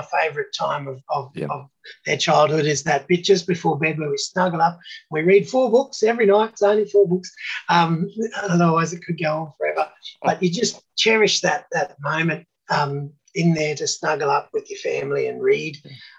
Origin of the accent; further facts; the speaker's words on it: Australia; Love being Australian just like I do.